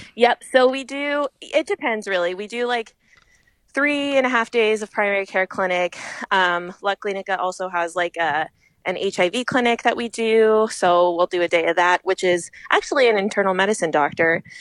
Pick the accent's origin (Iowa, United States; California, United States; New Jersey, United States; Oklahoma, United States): California, United States; Fresno; moved away as an adult; also born or lived in Philadelphia / San Francisco; now in Twin Cities, Minnesota, United States; I'm from Fresno